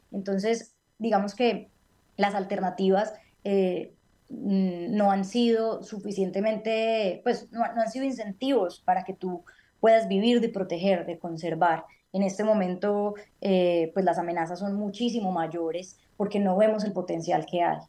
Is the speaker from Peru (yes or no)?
no; Colombia; por el hecho de haber nacido en este país